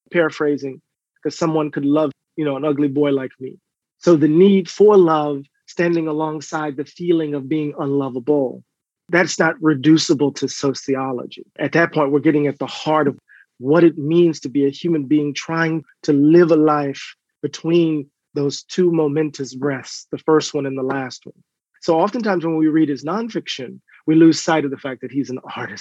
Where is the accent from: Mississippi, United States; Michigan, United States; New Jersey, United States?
Mississippi, United States; my hometown in Mississippi